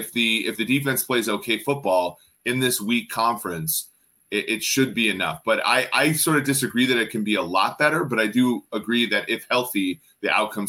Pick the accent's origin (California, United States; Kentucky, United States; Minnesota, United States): Minnesota, United States; moved away; also born or lived in Nebraska; I grew up in Minnesota